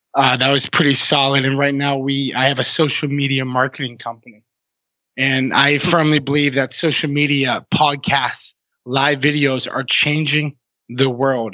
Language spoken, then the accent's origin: English; Massachusetts, United States; moved away as an adult; also born or lived in Vermont; I grew up in Massachusetts, but I spent you know my early to mid 20s in Vermont.